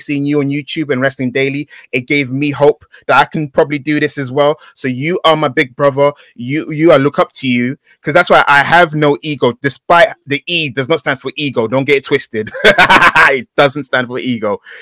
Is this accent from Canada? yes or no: no; London, United Kingdom; I grew up in East London